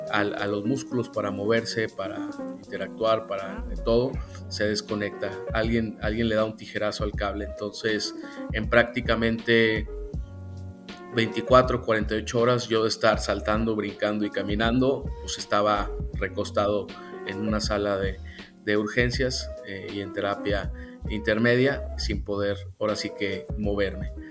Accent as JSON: {"language": "Spanish", "region": "San Luis Potosí", "country": "Mexico", "tie": "born or raised there", "said": "yo soy originario de San Luis Potosí, he nacido, crecido, aquí me desempeño. La verdad me, me encanta mi ciudad, me encanta México"}